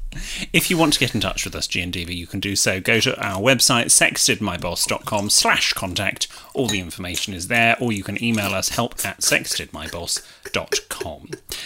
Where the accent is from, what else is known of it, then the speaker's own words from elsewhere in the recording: Manchester, North West England, United Kingdom; accent: Manc; I am from Manchester. I went to an all-girl private girls' school.